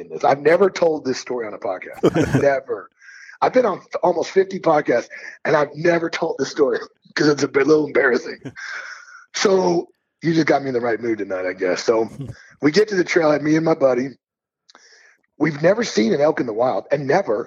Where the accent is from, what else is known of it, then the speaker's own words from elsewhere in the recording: Missouri, United States; now in Montana, United States; I grew up in Missouri